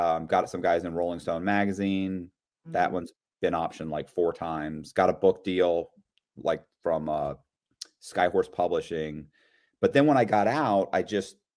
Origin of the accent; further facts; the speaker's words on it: Tampa, Florida, United States; I'm from Tampa, Florida, and I lived here I was born in Tampa